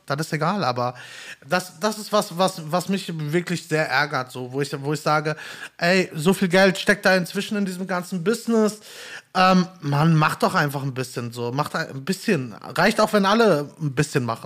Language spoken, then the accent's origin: German; Gelsenkirchen, North Rhine-Westphalia, Germany; moved away as an adult; now in Bochum, Germany; bin gebürtiger Gelsenkirchner und wohne jetzt aber inzwischen äh, jobbedingt halt in Bochum